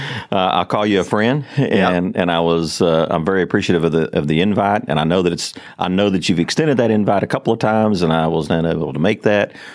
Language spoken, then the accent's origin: English; Fort Worth, Texas, United States; also born or lived in Everman, Texas; I was born in Fort Worth, Texas.